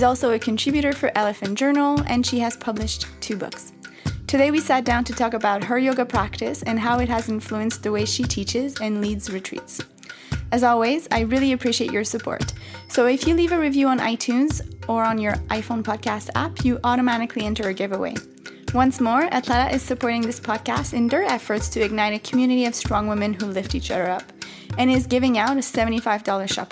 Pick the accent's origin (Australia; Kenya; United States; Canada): Canada; I'm Canadian